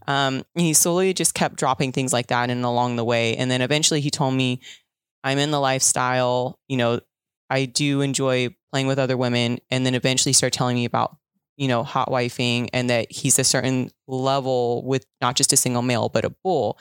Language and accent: English; Southern California, United States; I'm from SoCal